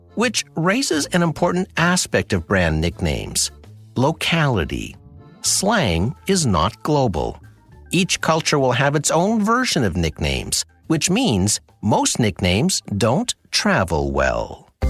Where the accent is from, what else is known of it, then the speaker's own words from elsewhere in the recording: Sudbury, Ontario, Canada; my hometown of Sudbury.